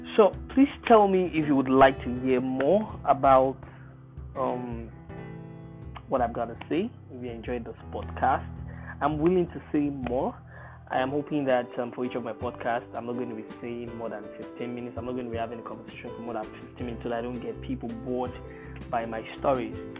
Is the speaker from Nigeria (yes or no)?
yes; Nigeria; I'm Nigerian